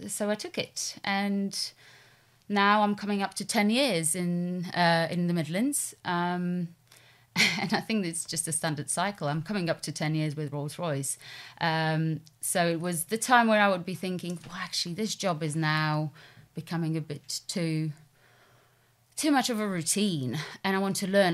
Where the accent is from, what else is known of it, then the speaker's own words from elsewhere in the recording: Poland; moved away as an adult; also born or lived in London; I'm originally from Poland, um, and that's where I grew up, went to school